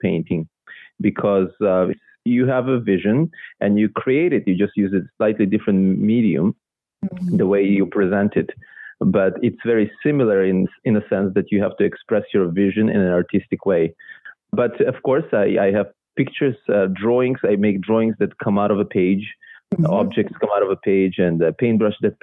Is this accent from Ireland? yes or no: no; Israel; first language Russian; English is a second language; also born or lived in Belarus; now in Vancouver, Canada; I was born in Belarus, or at that time, Soviet Union. Mm-hmm. And it was, my first language was Russian. And then I moved when I was 8 to Israel with my family. I grew up there